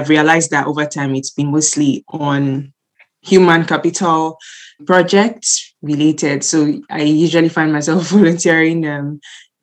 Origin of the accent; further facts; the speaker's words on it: Nigeria; moved away as an adult; also born or lived in Southampton, United Kingdom; now in United Kingdom; I'm Nigerian, and I was born and brought up there, and then I moved to the UK for my master's